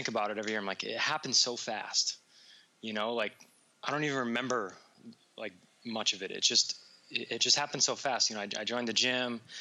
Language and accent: English; New York, United States; now in Las Vegas, United States; I'm originally from New York